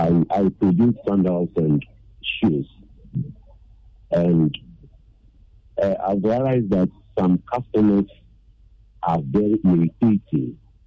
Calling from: Akosombo, Eastern Region, Ghana; I'm calling from Akosombo.

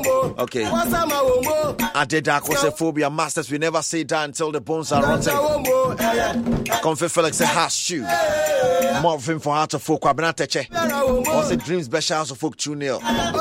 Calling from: Dubai, United Arab Emirates; from Sefi. I'm watching you live in Dubai.

